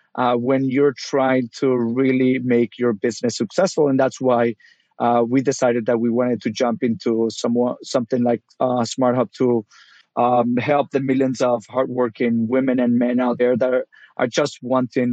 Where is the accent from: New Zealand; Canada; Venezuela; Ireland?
Venezuela; moved away as an adult; also born or lived in South Florida; now in United States; I'm originally from Venezuela, started out there as a pet food delivery guy